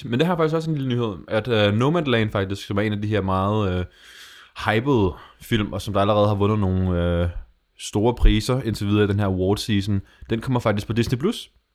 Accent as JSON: {"language": "Danish", "country": "Denmark", "said": "noget, der som dansker, jeg stikker lidt ud"}